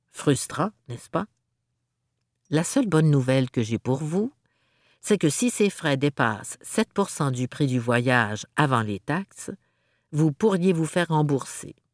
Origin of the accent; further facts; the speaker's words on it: Montreal, Quebec, Canada; En tant que Montréalais, je me rends à notre aéroport local en utilisant le bus 747.